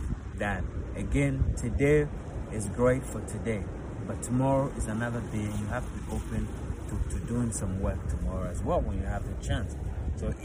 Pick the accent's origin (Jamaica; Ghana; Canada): Ghana; I'm from Ghana. Okay, I'm from Africa. 110%. Grew up there